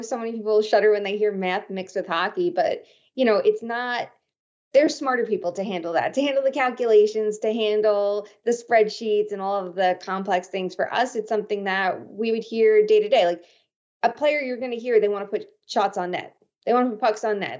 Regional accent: Long Island, New York, United States; I grew up on Long Island

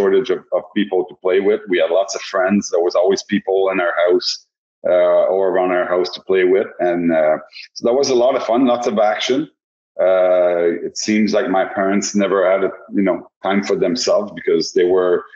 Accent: Laval, Quebec, Canada; also born or lived in Blainville, Quebec; I was born in Laval, Quebec, up until 12 years old

